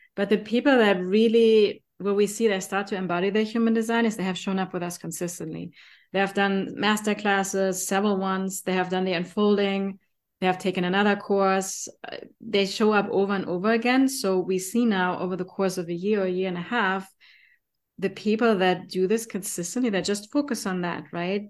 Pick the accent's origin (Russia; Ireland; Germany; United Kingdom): Germany; accent: German; English is a second language; my German accent